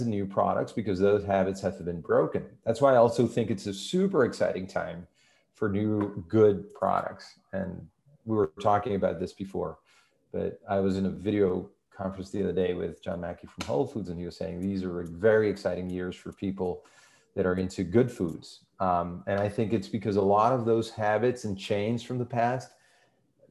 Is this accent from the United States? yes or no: no; Venezuela; moved away; I'm originally from Venezuela. Venezuela, you know, South American, and actually I am born in a mountain city.